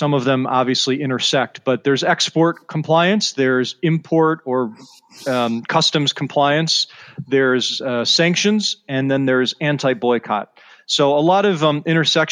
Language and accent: English; Evanston, Illinois, United States; I'm from the Chicago area originally. So I grew up a Northwestern Wildcats fan, which is a tough team to root for, and grew up in Evanston, Illinois, went to high school there